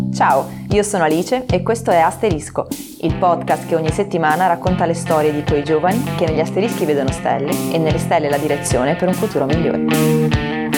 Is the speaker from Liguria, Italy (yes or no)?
yes; Genoa, Liguria, Italy; also born or lived in Bologna; in quanto genovesi innamorate della nostra città